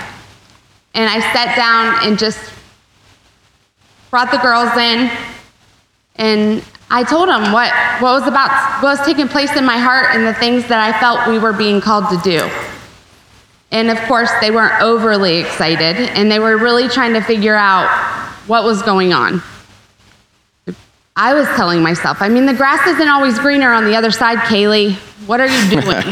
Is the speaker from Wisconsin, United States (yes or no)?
no; Zanesville, Ohio, United States; moved away as an adult; now in Scottsdale, United States; I come from Zanesville, Ohio. It's a small town. I lived across the street from my parents, next to my sister